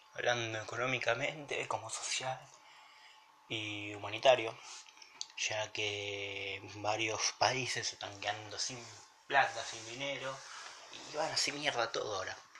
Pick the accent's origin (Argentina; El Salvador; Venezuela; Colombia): Argentina; en mi país, en Argentina